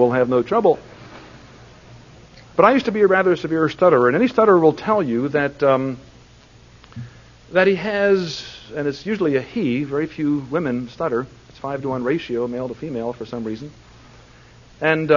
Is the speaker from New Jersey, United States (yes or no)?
no; Plymouth Meeting, Pennsylvania, United States; I was raised in Plymouth Meeting, Pennsylvania